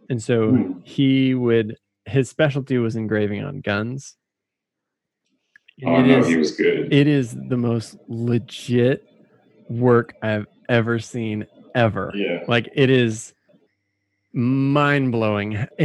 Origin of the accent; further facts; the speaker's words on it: the South, United States; I'm from the South.